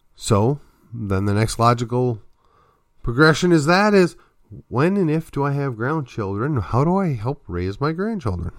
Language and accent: English; just outside of Milwaukee, Wisconsin, United States; I come from the Midwest. I come from an area just outside of Milwaukee